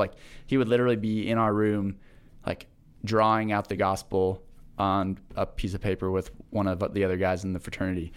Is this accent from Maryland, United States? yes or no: no; Manhattan, Kansas, United States; I grew up in Manhattan